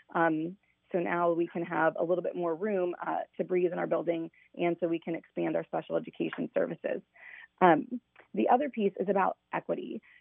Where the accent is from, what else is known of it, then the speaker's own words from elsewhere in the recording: Fort Wayne, Indiana, United States; also born or lived in Columbus, Indiana / Martinsville, Indiana; I grew up in Fort Wayne